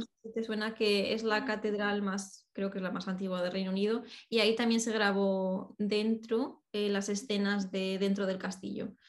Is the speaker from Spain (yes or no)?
yes; Spain; moved away as an adult; now in United Kingdom; yo incluso siendo de allí